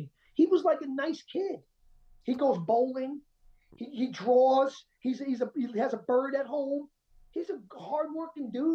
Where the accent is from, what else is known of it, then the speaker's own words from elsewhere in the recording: Colombia; I'm Colombian. I'm South American